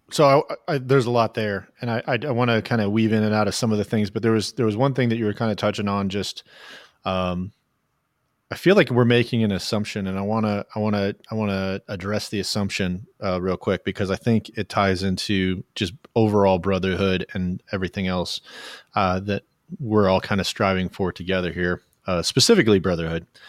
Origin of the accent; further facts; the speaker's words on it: Oklahoma, United States; I was born in Oklahoma